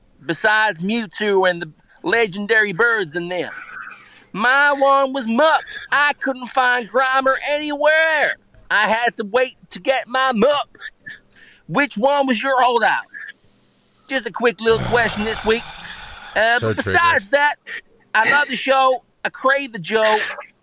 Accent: Nashville, Tennessee, United States; here, and I'm from Nashville.

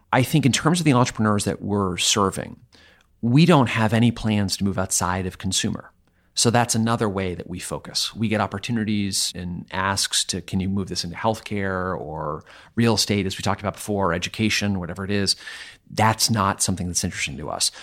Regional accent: Vermont, United States; I'm from Vermont

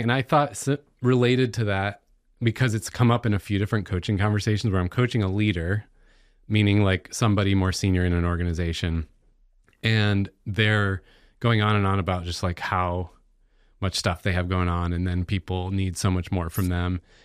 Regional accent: United States

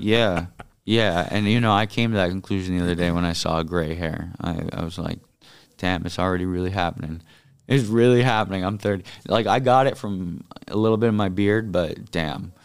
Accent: Miami, Florida, United States; my hometown and the district I was born in, grew up

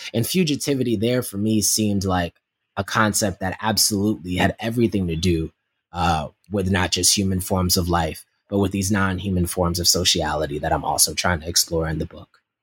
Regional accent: Yonkers, New York, United States; my growing up in South Yonkers, New York

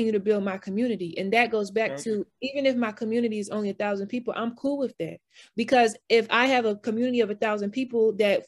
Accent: Atlanta, Georgia, United States; moved away as an adult; now in Philadelphia, United States; I am from Atlanta. I'm currently in Philadelphia

